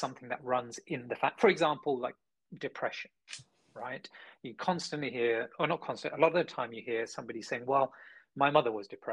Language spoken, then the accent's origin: English; London, United Kingdom; being born and raised in London